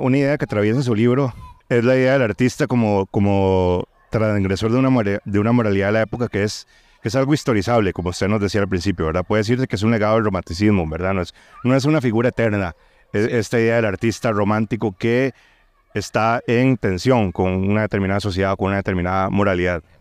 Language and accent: Spanish; Costa Rica; yo que soy de Costa Rica